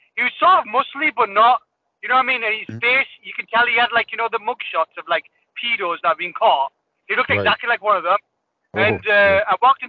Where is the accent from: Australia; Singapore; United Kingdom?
United Kingdom; Middlesbrough, North East England; I'm from Middlesbrough.